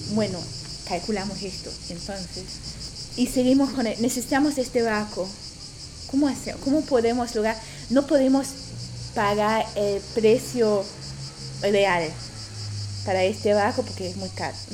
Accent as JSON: {"language": "Spanish", "country": "Germany", "second_language": "Spanish", "moved": "yes", "said": "yo no soy de aquí, vengo de Alemania"}